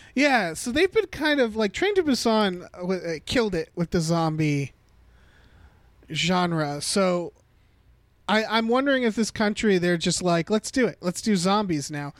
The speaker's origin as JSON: {"language": "English", "country": "United States", "tie": "born or raised there", "said": "I was born in America"}